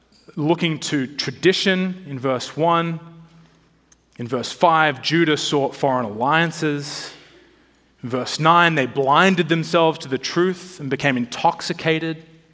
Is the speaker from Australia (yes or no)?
yes; Australia; moved away as an adult; now in Washington, United States; When I moved to DC from Australia a long time ago, I was more of the sort of shorts and t-shirt wearing Aussie.